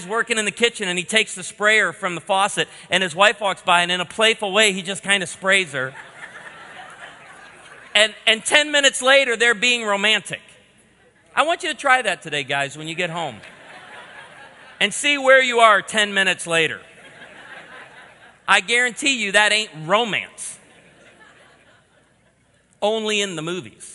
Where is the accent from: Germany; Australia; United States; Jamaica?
United States; Midwest; we're from the Midwest